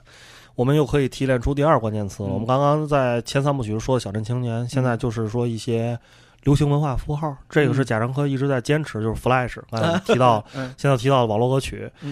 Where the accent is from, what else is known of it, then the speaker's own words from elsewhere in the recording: China; 我们作为一个中国人